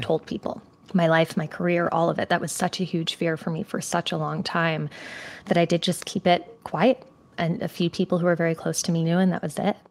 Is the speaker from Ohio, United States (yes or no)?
no; Connecticut, United States; moved away; So I grew up in Connecticut.